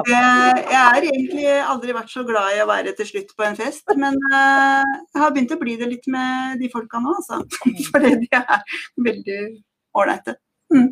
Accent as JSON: {"language": "Norwegian", "town": "Skien", "region": "Vestfold og Telemark", "country": "Norway", "tie": "born or raised there", "said": "jeg har vokst opp på landet i Skien, i Fjelldalen."}